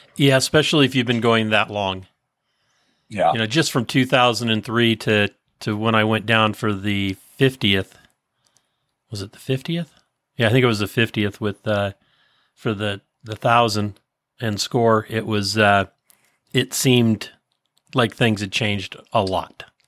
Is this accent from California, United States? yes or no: yes; San Francisco Bay Area, California, United States; moved away as an adult; now in Placerville, United States; I was born in and raised in the San Francisco Bay Area, just outside of San Francisco